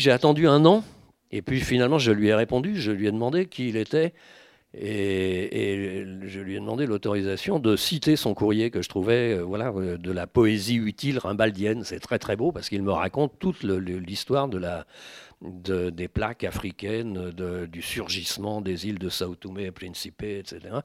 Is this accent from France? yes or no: yes; France; je suis français